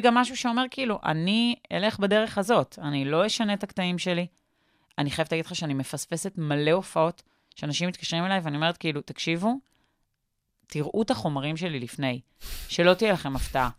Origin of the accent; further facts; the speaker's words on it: Petah Tikva, Central District, Israel; בפתח תקווה